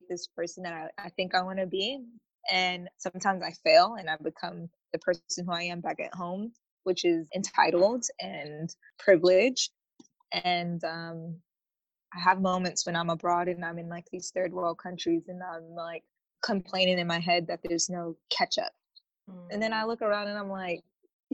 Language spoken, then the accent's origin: English; United States; I'm such an American